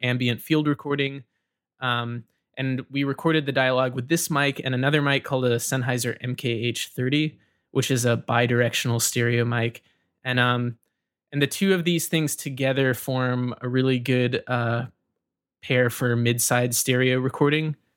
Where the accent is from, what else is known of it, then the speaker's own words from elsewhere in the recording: Rome, Georgia, United States; moved away as an adult; I was born in Rome, Georgia, and I grew up in Georgia until I was about eighteen